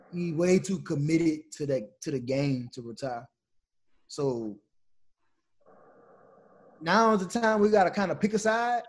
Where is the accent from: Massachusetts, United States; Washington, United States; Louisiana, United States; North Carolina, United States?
Louisiana, United States; growing up in Louisiana, being from Louisiana